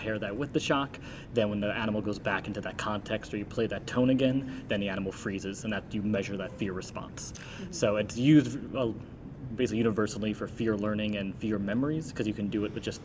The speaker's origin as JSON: {"language": "English", "region": "New Jersey", "country": "United States", "also_born_or_lived": "New York / Washington", "moved": "as an adult", "said": "I'm originally from New Jersey"}